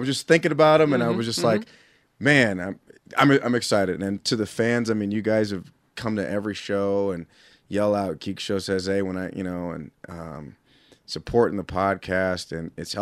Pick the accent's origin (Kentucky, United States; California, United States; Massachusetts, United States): California, United States; moved away as an adult; now in Utah, United States; I've been out here in Utah for 14 years. I'm originally from California